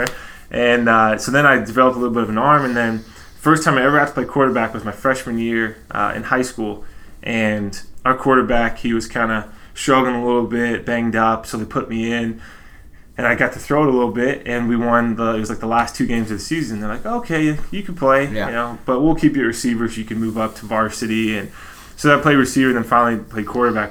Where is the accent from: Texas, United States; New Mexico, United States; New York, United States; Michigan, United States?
Texas, United States; so I grew up in Texas